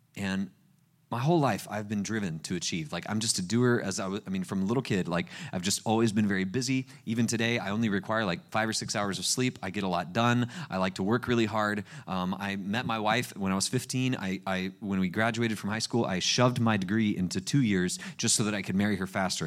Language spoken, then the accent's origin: English; Panama City Beach, Florida, United States; I grew up at the place, uh, Panama City Beach. It's where I was born and raised